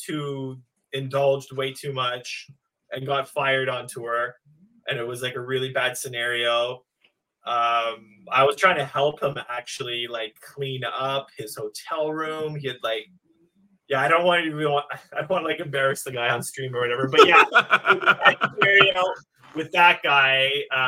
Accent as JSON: {"language": "English", "town": "Montreal", "region": "Quebec", "country": "Canada", "said": "I'm from Montreal"}